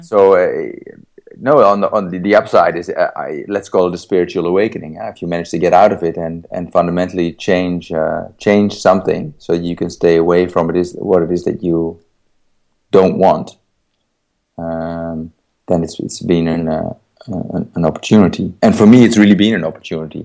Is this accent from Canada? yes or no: no; Netherlands; I was born in the Netherlands in 1971.